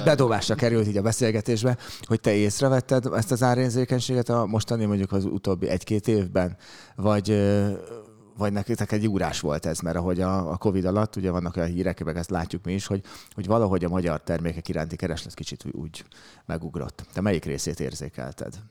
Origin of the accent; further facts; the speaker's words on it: Budapest, Hungary; kőbányaiként a kannás szomelié